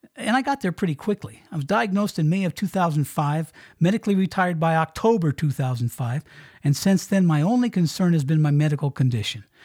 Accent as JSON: {"language": "English", "region": "Colorado", "country": "United States", "also_born_or_lived": "Miami, Florida", "moved": "as an adult", "said": "Heading back out here to my home state in Colorado"}